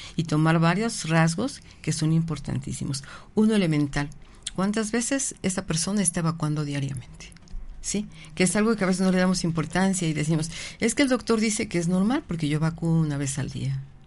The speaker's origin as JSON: {"language": "Spanish", "country": "Mexico"}